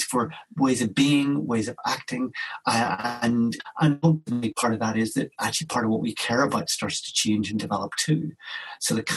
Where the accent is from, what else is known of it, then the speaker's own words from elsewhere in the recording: Belfast, Northern Ireland, United Kingdom; I grew up in Belfast in Northern Ireland during a time of a lot of conflict and violence